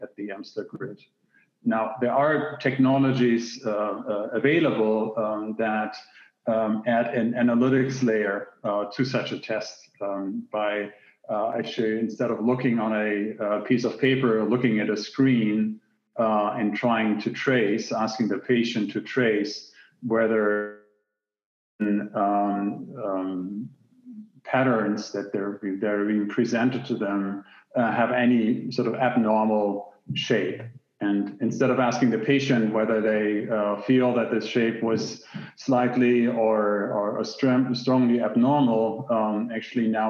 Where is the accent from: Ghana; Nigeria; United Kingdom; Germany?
Germany; moved away as an adult; also born or lived in Hamburg, Germany / Silicon Valley, United States; I'm born and raised in Germany, went to university in Hamburg in the northern part of Germany.